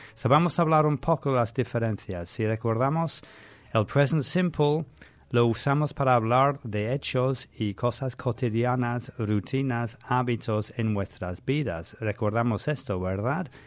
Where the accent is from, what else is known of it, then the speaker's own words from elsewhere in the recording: London, United Kingdom; I'm from London.